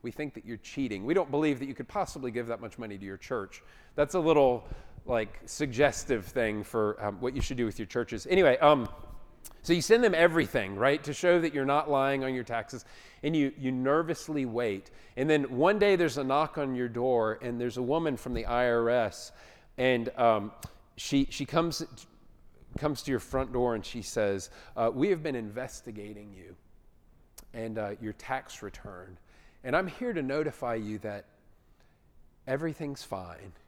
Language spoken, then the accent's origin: English; Atlanta, Georgia, United States; I grew up in Atlanta.